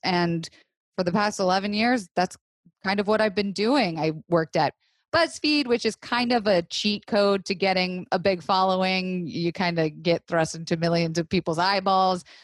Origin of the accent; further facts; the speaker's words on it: Florida, United States; also born or lived in New York / Los Angeles; now in Woodstock, United States; I was raised in Florida, which nothing normal happens in Florida, right?